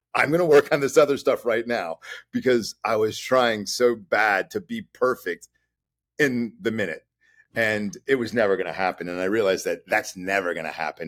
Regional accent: Chicago, Illinois, United States; Chicago, where I'm from, so we're from Chicago

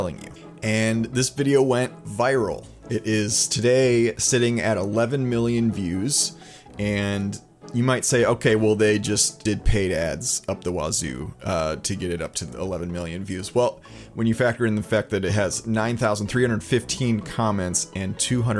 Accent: Midwest, United States; I'm from the Midwest

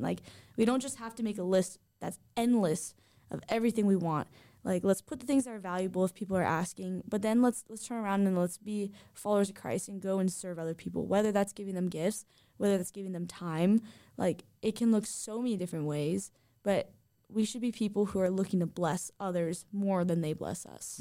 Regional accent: Southern California, United States; I grew up in Southern California

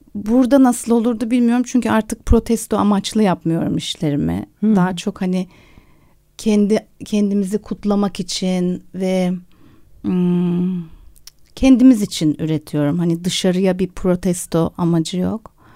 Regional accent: Turkey; moved away as an adult; also born or lived in London, United Kingdom; Ve lise bittiği anda da Londra'ya taşındım. O yüzden Türkiye'de üniversite sınavına girmedim.

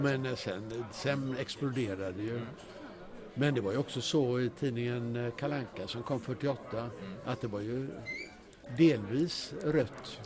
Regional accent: Gothenburg, Västra Götaland, Sweden; also born or lived in Stockholm; Jag är född i Göteborg

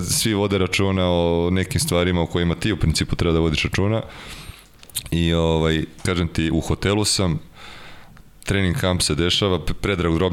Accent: Serbia; moved away as an adult; also born or lived in Seattle, United States; ja kao Srbin koji je jeo hleb i sa supom i sa pastom i sa krompirom

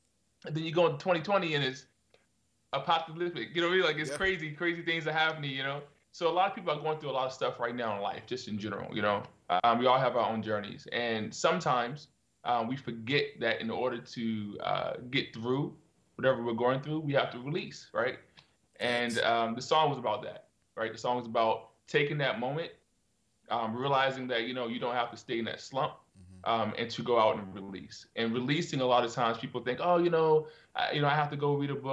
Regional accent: Virginia, United States; moved away as an adult; also born or lived in Norfolk, Virginia; now in South Korea; I grew up in Virginia, country, like really, really country

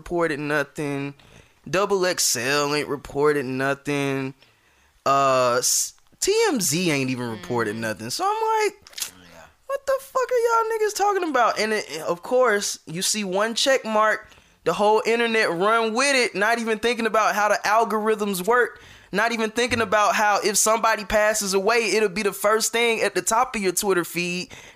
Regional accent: the South, United States; we're from the South

